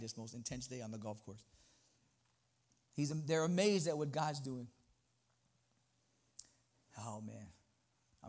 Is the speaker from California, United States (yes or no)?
yes; Los Angeles, California, United States; also born or lived in New York; now in Texas, United States; I'm originally from Los Angeles, moved to New York, and I moved to Texas